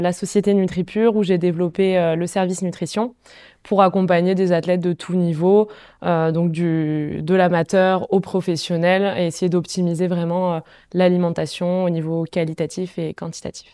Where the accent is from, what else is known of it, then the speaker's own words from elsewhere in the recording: Font-Romeu, Occitania, France; je viens de Font-Romeu, j'ai grandi là-bas